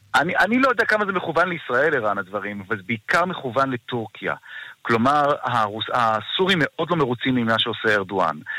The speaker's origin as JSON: {"language": "Hebrew", "country": "Israel", "said": "לנו כישראלים"}